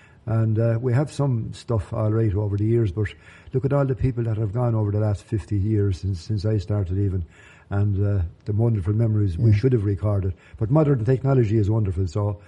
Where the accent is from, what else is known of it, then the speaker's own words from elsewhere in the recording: Ireland; I wasn't actually born here in the parish, Tadhg, for a start. I was born down in Friary Street in St. Mary's Parish.